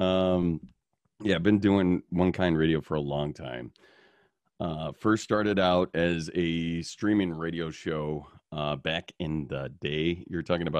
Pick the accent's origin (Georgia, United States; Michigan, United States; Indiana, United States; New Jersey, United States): Indiana, United States; Hobart; also born or lived in Chicago, Illinois; now in Wisconsin, United States; I was growing up in Northwest Indiana